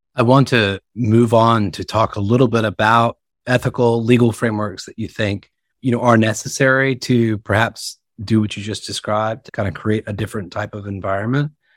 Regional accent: the South, Southern United States, United States; accent: Southern; now in New York, United States; I'm speaking to you, of course, from New York, despite my Southern accent

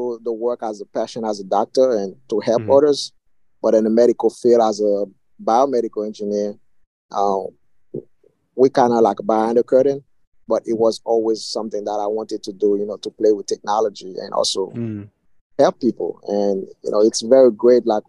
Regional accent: Haiti; moved away; where I grew up basically in the Caribbean, Haiti

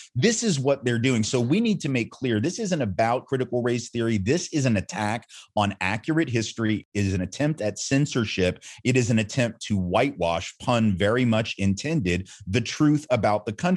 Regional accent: the South, United States; growing up in the South

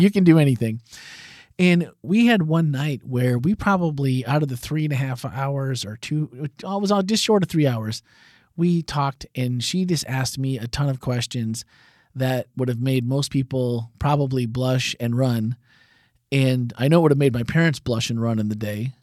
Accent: Wisconsin, United States; growing up in Wisconsin

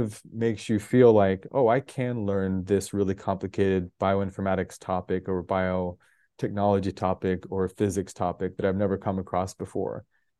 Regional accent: Denver, Colorado, United States; born there; also born or lived in 9 American states / 6 countries; So I was born in Denver, Colorado. I've lived in 9 American states, 6 countries. And some of that was just through family growing up.

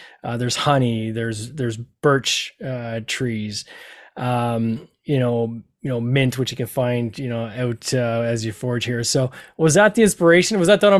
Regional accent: Canada; some of these tokens seem very Canadian to me as a Canadian

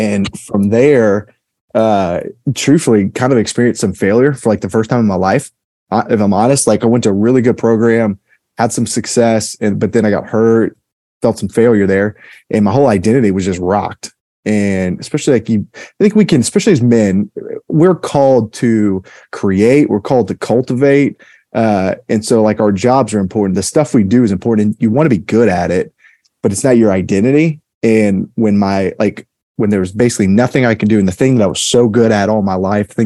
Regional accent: Memphis, Tennessee, United States; I'm originally from Memphis, Tennessee, and I grew up in a really great household.

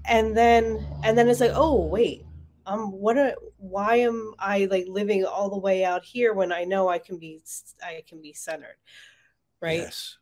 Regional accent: Marlton, New Jersey, United States; moved away; It's on Main Street in Marlton. So my hometown. It's great to be back home

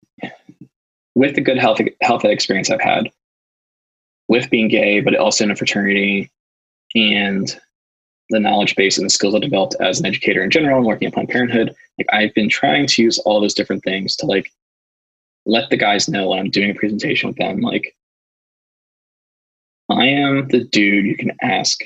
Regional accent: Philadelphia, Pennsylvania, United States; I'm from Philadelphia

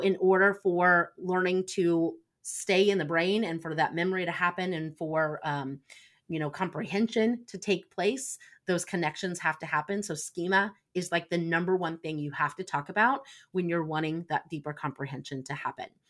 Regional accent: Indiana, United States; I'm from Indiana.

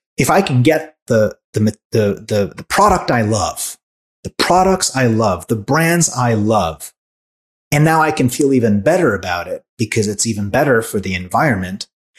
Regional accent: Hungary; also born or lived in France; now in United States; I was born in Hungary. Raised in Hungary, France, came to the US, went back to Hungary.

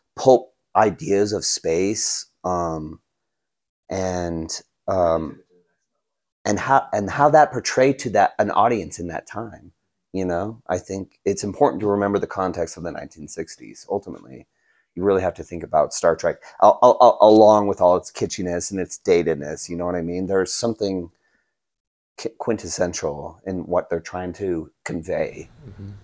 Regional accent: Utah, United States; where we grew up in Utah

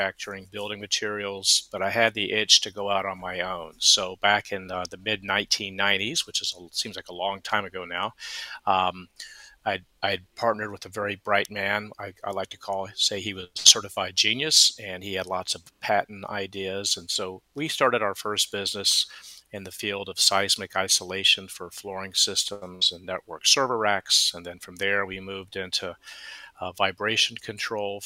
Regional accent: Atlanta, Georgia, United States; moved away as an adult; also born or lived in Phoenix, Arizona; now in Charleston, United States; born and raised in Atlanta and found my way to Phoenix, Arizona

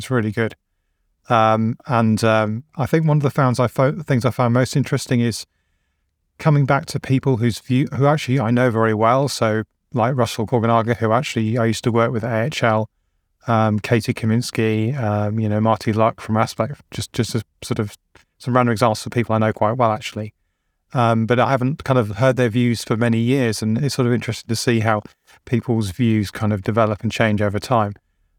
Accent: England, United Kingdom; I'm like, well, I'm English.

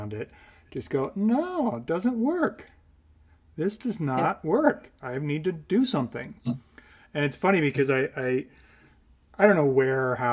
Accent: Eureka, Illinois, United States; moved away; also born or lived in Colorado; I grew up in a little town called Eureka, which is just outside of Peoria and Bloomington, Illinois

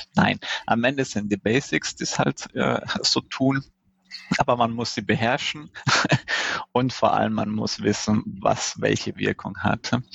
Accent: Italy; mich als Italiener

